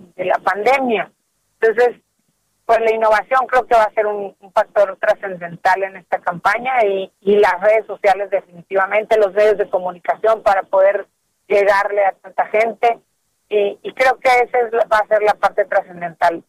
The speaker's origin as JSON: {"language": "Spanish", "country": "Mexico", "said": "como mexicanos en particular"}